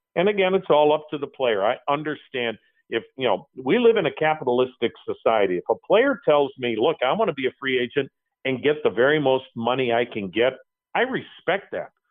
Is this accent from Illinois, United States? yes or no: no; Wisconsin, United States; I'm from Wisconsin